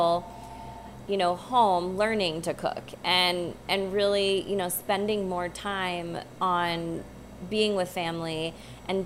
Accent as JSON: {"language": "English", "town": "Phoenix", "region": "Arizona", "country": "United States", "tie": "born or raised there", "said": "I was born and raised in Arizona. Not that there's not farms there, but I grew up in Phoenix"}